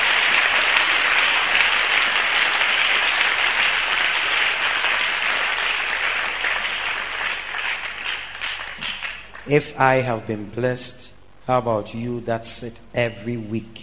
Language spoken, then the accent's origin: English; Ghana; moved away as an adult; also born or lived in Europe; I was born here in Ghana